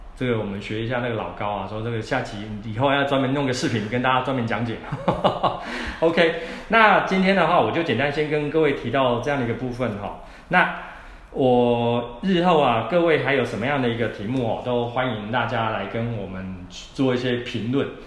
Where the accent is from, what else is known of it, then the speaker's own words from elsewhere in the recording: Taiwan; 我们台湾人